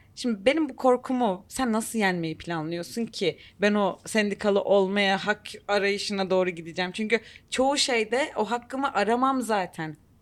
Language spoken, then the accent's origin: Turkish; Turkey